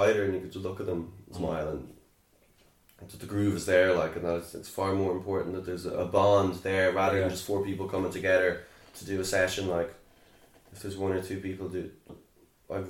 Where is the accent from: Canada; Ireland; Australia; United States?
Ireland; Sligo, Connacht; growing up in Sligo